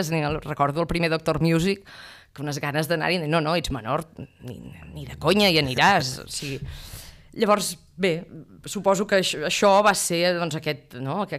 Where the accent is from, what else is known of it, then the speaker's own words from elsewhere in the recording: Ripoll, Catalonia, Spain; jo sóc de Ripoll